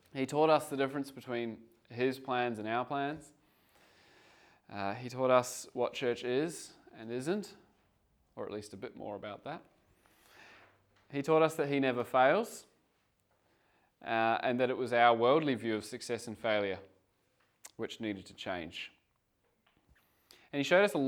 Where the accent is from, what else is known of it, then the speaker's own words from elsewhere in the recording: Geelong, Victoria, Australia; moved away as an adult; I'm from Geelong, Victoria, part of a church plant there for 7 years prior to coming over here